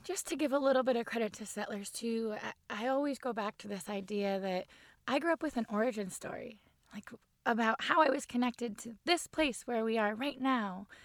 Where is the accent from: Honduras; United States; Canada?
Canada; Barrie, Ontario; moved away; I grew up on the water in Barrie